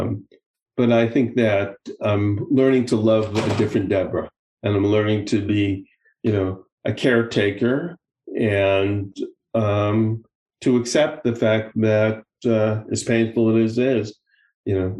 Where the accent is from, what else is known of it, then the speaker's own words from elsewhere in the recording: United States; now in Israel; having lived abroad for so many years now, you know, I'm still very much of an American, but I'm also, you know, I'm an American